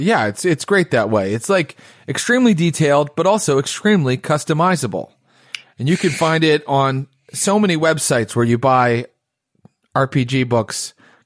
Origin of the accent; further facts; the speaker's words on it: West Virginia, United States; moved away; I'm originally from West Virginia.